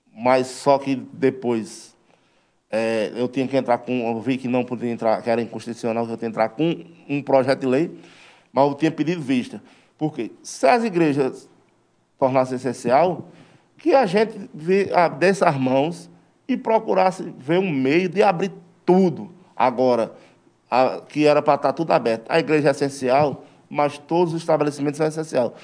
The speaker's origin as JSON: {"language": "Portuguese", "town": "Serra Talhada", "region": "Pernambuco", "country": "Brazil", "said": "antes de ser brasileiro, eu sou serra Sou pernambucano"}